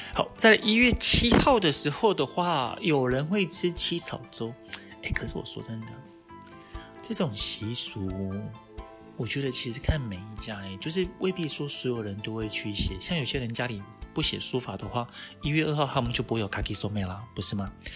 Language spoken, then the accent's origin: Chinese; Taiwan; 以我们台湾人来讲的话，我们是观光客嘛